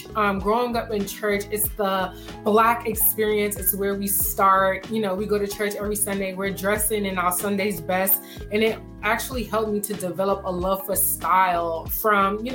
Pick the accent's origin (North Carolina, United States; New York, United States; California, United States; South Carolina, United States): New York, United States; New York City; growing up in Brooklyn